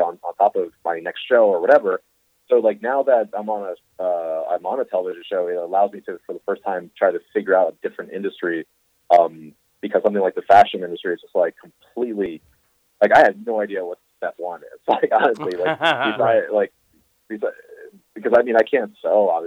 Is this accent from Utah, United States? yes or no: no; Northeast Pennsylvania, United States; also born or lived in Brooklyn, New York; eventually most of my upbringing was in the Northeast Pennsylvania